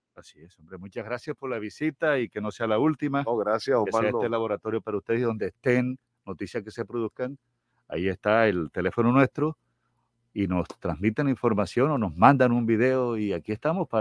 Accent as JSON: {"language": "Spanish", "town": "Troncosito", "region": "Magdalena", "country": "Colombia", "moved": "as an adult", "lives_now": "Barranquilla, Colombia", "said": "Troncosito, mi pueblo, en el sur del Magdalena"}